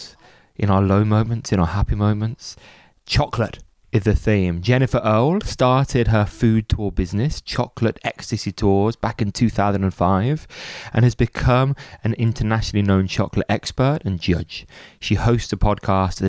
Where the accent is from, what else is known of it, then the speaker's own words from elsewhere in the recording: Birmingham, West Midlands, United Kingdom; I'm from Birmingham, and I spent much of my childhood in a Cadbury social club